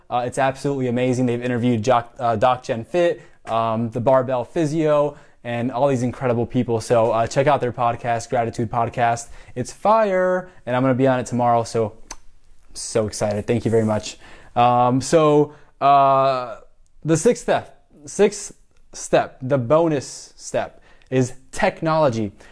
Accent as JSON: {"language": "English", "town": "Miami", "region": "Florida", "country": "United States", "also_born_or_lived": "Puerto Rico", "moved": "as an adult", "lives_now": "Tampa, United States", "said": "I'm from Miami, so Hispanic, you know, half Mexican, half Cuban, uh, born in Puerto Rico"}